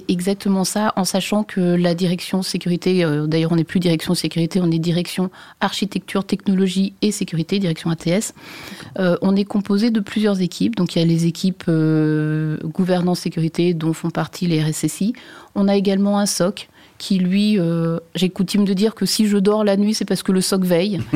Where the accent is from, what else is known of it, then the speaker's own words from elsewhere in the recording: Brittany, France; je suis bretonne